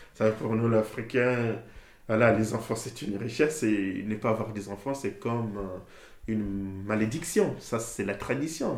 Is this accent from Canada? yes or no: no; Brazzaville, Republic of the Congo; moved away as an adult; now in Pouilly, France; Je suis né à Brazzaville même